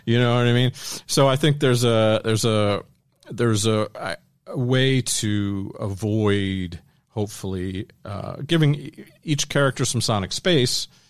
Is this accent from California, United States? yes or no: no; Washington, District of Columbia, United States; grew up in suburban D C, so, uh, East Coast